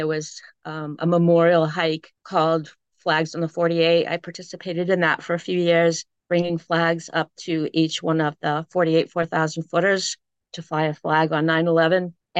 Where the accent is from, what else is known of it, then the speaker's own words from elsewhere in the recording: Southern New Hampshire, United States; also born or lived in Nashua, New Hampshire; I know, we're all from Southern New Hampshire. And now here we are, different parts of the country, for sure.